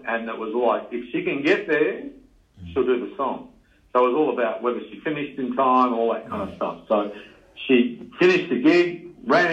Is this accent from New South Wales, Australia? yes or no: no; Mentone, Victoria, Australia; also born or lived in Melbourne; I grew up in Men's Home